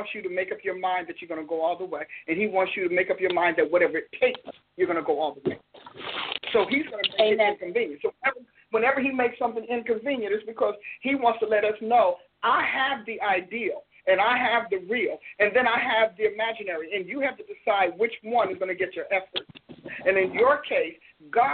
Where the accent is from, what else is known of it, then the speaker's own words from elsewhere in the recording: New Jersey, United States; I'm from Jersey